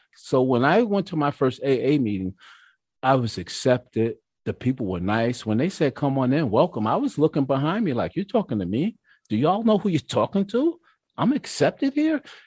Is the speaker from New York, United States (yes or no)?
yes; Mount Vernon, New York, United States; also born or lived in White Plains, New York; now in Peekskill, United States; I was raised in Mount Vernon, New York.